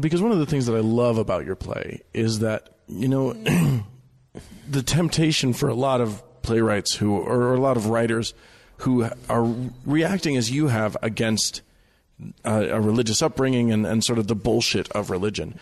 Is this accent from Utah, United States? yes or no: yes; Utah, United States; I'm from Utah. I'm, I was raised L D S